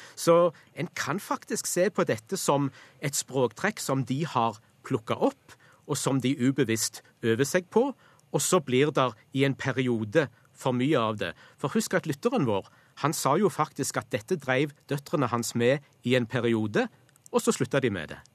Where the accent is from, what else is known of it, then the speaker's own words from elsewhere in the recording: Western Norway, Norway; accent: West Norwegian; vil jeg si som vestlending